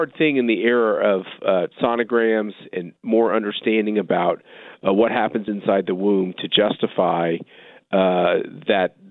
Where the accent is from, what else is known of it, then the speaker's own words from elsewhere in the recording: Wichita, Kansas, United States; when I was a child growing up in Wichita